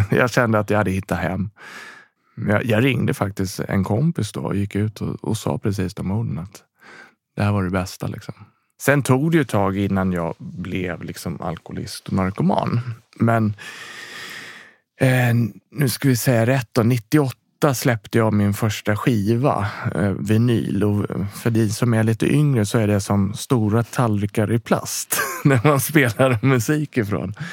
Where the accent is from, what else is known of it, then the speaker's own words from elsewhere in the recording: Rotebro, Stockholm County, Sweden; born there; Jag är född i Rotebro. Bott lite runt om i Sverige. Eh, I olika platser, olika delar i Stockholm, olika delar i, i Sverige faktiskt lite grann också.